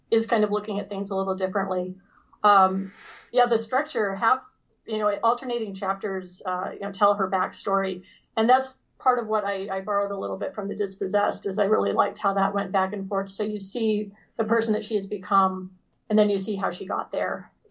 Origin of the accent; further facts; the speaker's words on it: Sacramento, California, United States; born there; also born or lived in Los Angeles; I, I actually have a lot of history in California. I was born in Sacramento.